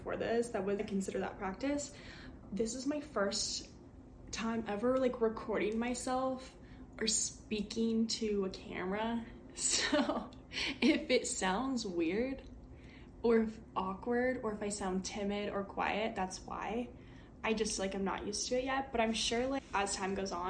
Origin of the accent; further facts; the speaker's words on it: Midwest, United States; I'm from the Midwest, born and raised here